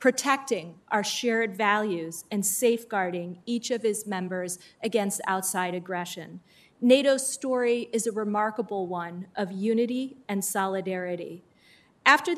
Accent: Michigan, United States; now in Washington, D.C., United States; my home state of Michigan

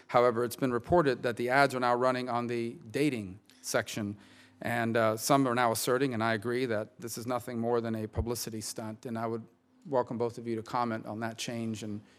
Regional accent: Miami, Florida, United States; my hometown in Miami-Dade

